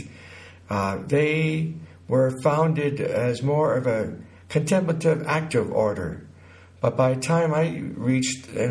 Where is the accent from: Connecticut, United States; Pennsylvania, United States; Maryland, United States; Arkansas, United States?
Connecticut, United States; now in New Mexico, United States; I was born in Connecticut in 1948